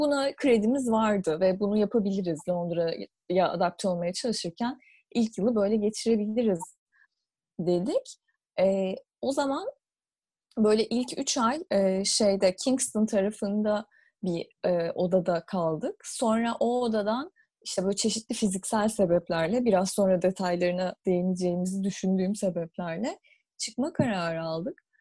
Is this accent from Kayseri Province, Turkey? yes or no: no; Istanbul, Turkey; moved away as an adult; now in London, United Kingdom; ikimiz de İstanbul'da doğup büyüdük ve İstanbul'da okuduk üniversiteyi.